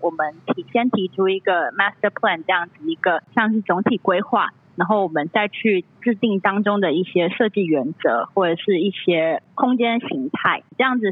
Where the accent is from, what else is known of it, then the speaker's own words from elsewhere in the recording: Tainan, Taiwan; also born or lived in Netherlands; 其实我本身是台南人